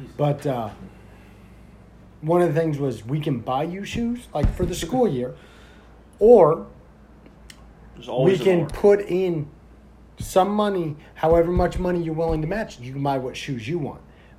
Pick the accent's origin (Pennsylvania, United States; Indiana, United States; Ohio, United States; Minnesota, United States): Indiana, United States; now in Florida, United States; I grew up in Indiana